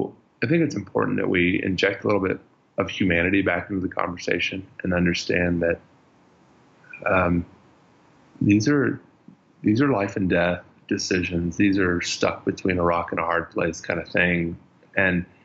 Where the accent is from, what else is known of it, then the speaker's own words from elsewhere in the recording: United States; moved away as an adult; also born or lived in California / Colorado / Austin, Texas / Middle East; I grew up first part of my life in Colorado, grew up the second part of my life in Austin, Texas